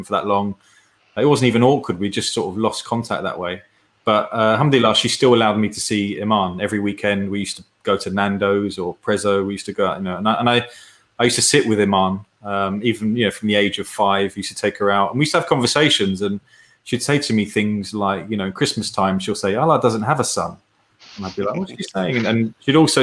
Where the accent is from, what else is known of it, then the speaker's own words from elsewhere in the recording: United Kingdom; as a British person